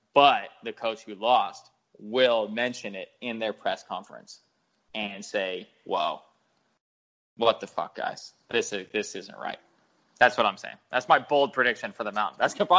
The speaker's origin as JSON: {"language": "English", "town": "Fairbanks", "region": "Alaska", "country": "United States", "tie": "born or raised there", "said": "Born in my hometown of Fairbanks, Alaska"}